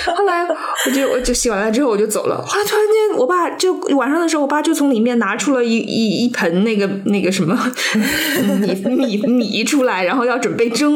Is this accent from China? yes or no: yes; Zhejiang, China; 我虽然也作为浙江人，但是我从来没有听过马子